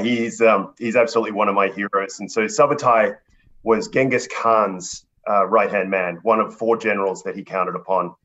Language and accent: English; Australia; also born or lived in Kuala Lumpur, Malaysia; I was born in Kuala Lumpur, Malaysia. I'm a son of a dentist and a middle school teacher. And I immigrated to Australia when I was 5 years old